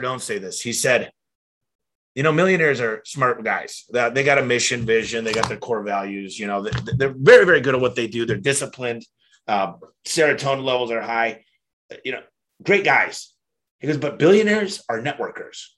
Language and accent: English; Detroit, Michigan, United States; now in Phoenix, United States; I'm from Detroit